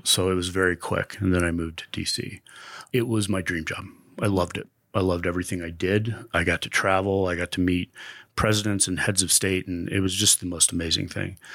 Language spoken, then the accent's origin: English; Westminster, Colorado, United States; also born or lived in Denver; Lived in Denver all my life, really Westminster is where I grew up.